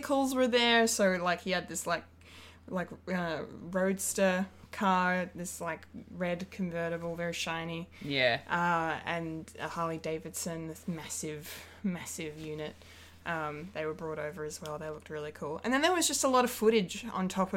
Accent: Bendigo, Victoria, Australia; moved away; my hometown

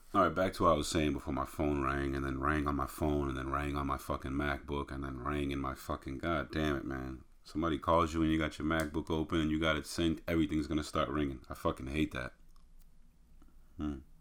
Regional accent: outside of Boston, Massachusetts, United States; we grew up outside of Boston

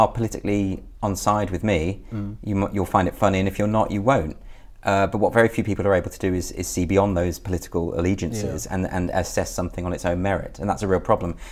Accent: Birmingham, West Midlands, United Kingdom; In the Midlands, Birmingham

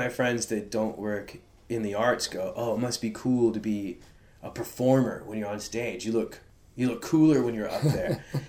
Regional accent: Hollywood, California, United States; And it's known, like, we're from Hollywood.

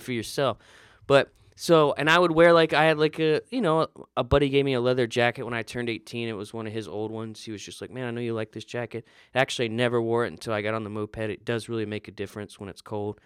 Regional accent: the South, United States; I'm from the South

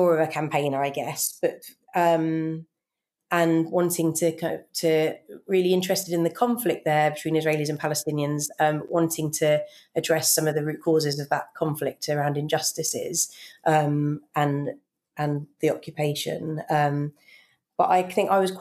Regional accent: United Kingdom; I grew up in just outside London

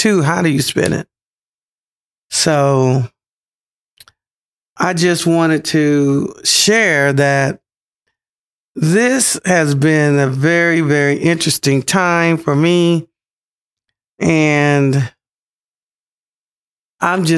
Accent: Pensacola, Florida, United States; moved away; my hometown, Pensacola, Florida

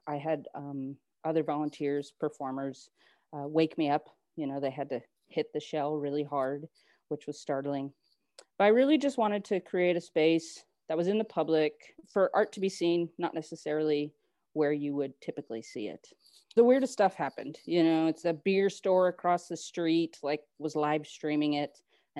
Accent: New Hampshire, United States; also born or lived in San Antonio, Texas; now in Dallas, United States; I'm from New Hampshire

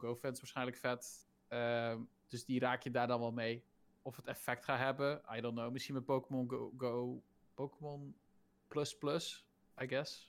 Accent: Zeeland, Netherlands; ik ben een Zeeuw en wij zijn net zoals Fries

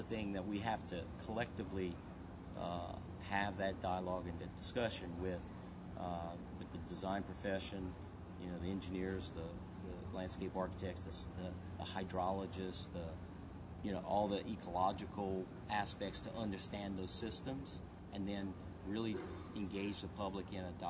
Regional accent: Lafourche Parish, Louisiana, United States; I'm originally from Lafourche Parish, down in the bayous

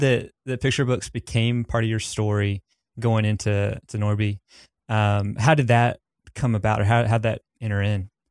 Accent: Southern US, United States; accent: Southern; my accent, uh, 'cause I have a pretty strong Southern one

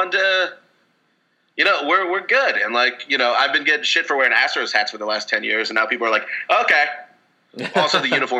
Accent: Spring, Texas, United States; moved away as an adult; now in Los Angeles, United States; I grew up in Houston. We moved there. My family moved there from three. I grew up in Spring.

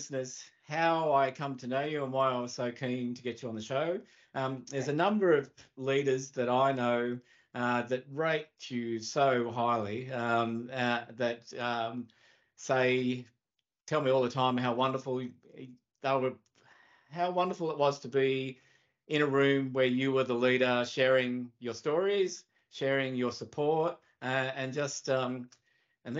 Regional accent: Australia; born or raised there

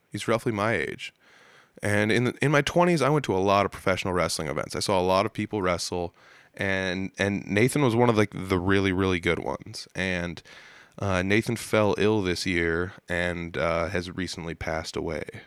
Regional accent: North Central Iowa, United States; I'm from the North Central Iowa area

